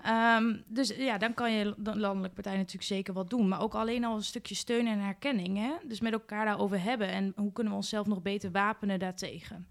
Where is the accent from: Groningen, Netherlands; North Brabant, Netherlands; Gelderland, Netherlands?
Gelderland, Netherlands; Winterswijk; als lokaal raadslid omdat ik uit Winterswijk kom